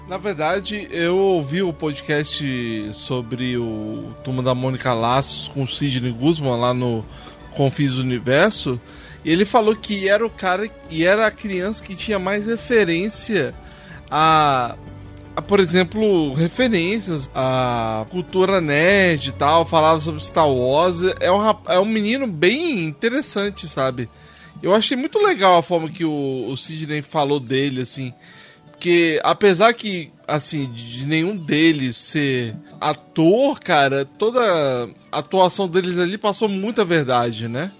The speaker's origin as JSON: {"language": "Portuguese", "country": "Brazil", "tie": "born or raised there", "moved": "yes", "lives_now": "United States", "said": "remete muito a aventuras que a gente passou aí, principalmente na nossa infância aí no Brasil"}